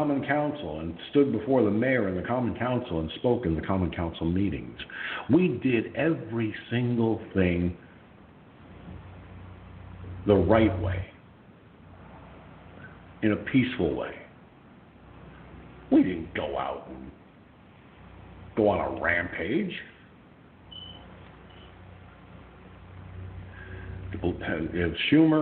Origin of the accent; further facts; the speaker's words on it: Peekskill, New York, United States; Back decades ago in my hometown of Peekskill, New York